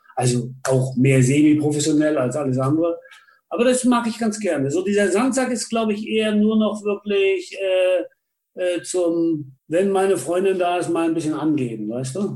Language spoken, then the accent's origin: German; Rügen, Mecklenburg-Vorpommern, Germany; moved away; also born or lived in Stralsund; ich bin ja auf Rügen mehr oder weniger groß geworden, in Barbe